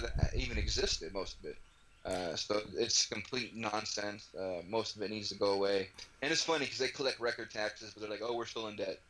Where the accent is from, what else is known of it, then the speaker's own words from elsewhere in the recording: United States; It's just it's part of being like an American.